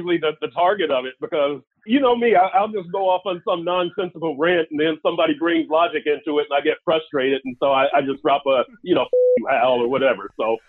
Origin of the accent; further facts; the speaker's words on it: Texas, United States; I'm a Texan.